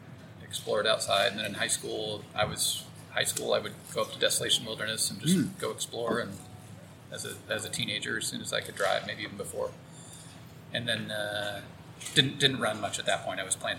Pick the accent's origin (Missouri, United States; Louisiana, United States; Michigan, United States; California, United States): California, United States; Auburn; Born in Southern California, and then went to high school here in Auburn.